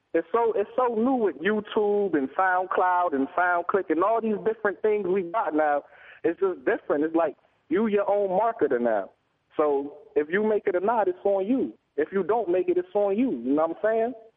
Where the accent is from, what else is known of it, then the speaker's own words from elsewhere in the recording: East Hartford, Connecticut, United States; I'm an artist from Hartford, Connecticut, East Hartford